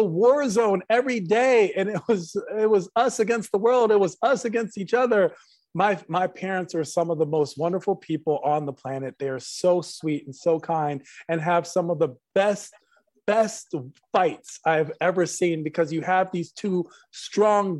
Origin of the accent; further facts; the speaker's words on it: United States; growing up in America at a time where being Middle Eastern isn't prized